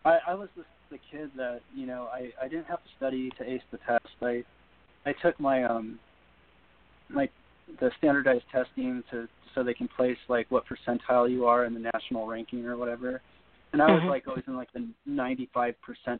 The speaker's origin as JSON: {"language": "English", "town": "Big Bear", "region": "California", "country": "United States", "tie": "born or raised there", "said": "I grew up in Big Bear"}